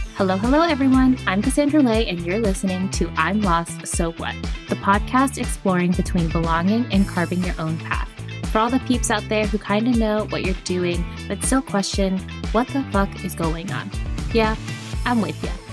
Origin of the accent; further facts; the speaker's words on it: United States; first language English; moved away as an adult; now in Spain; I do come from a background of being middle class, raised in the United States.